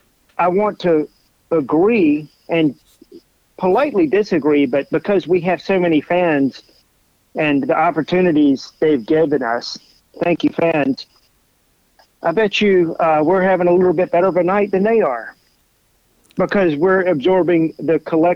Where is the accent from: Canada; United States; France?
United States; Massachusetts; And I grew up in Massachusetts, so I can relate to that.